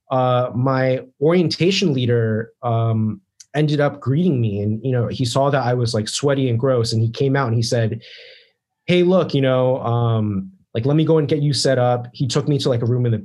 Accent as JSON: {"language": "English", "region": "East Coast", "country": "United States", "tie": "born or raised there", "said": "So I grew up on the East Coast, right?"}